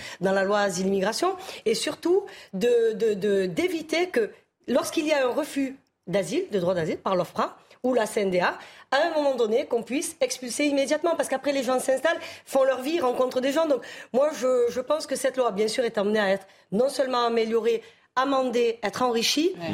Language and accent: French; Marseille, Provence-Alpes-Côte d'Azur, France; je suis marseillaise, je suis née moi sur le, sur le Vieux-Port, donc sur les docks